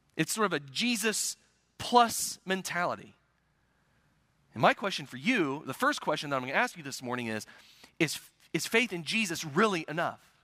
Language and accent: English; United States; I'm an American